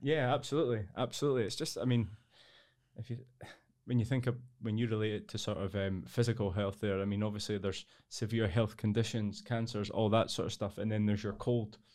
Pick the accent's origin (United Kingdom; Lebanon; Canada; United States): United Kingdom; Edinburgh, Scotland; I'm from Edinburgh originally. I've lived here all my life for almost thirty-seven years now.